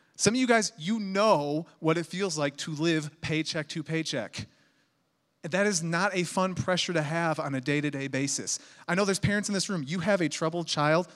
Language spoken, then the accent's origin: English; Chicago, Illinois, United States; also born or lived in Missouri / Indianapolis, Indiana; now in Colorado, United States; I'm from Chicago